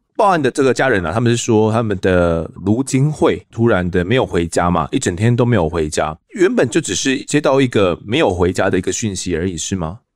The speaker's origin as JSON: {"language": "Chinese", "region": "Kaohsiung", "country": "Taiwan", "tie": "born or raised there", "said": "我的故乡高雄哦，其实我也是高雄人"}